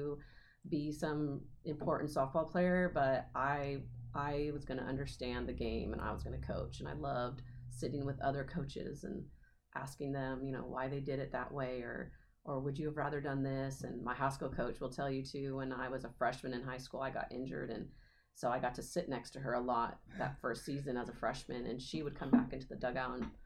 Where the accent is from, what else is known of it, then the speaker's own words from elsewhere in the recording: Madera, California, United States; moved away as an adult; also born or lived in Fresno, California; now in York, Nebraska, United States; I grew up in Madera, California